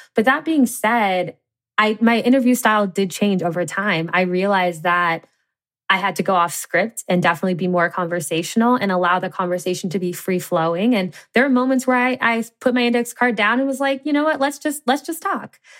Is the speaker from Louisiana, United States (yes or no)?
no; Cincinnati, Ohio, United States; I grew up in the Midwest in Cincinnati, Ohio.